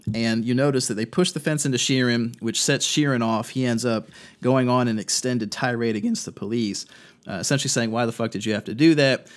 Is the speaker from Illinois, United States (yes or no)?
no; North Carolina, United States; In my home state of North Carolina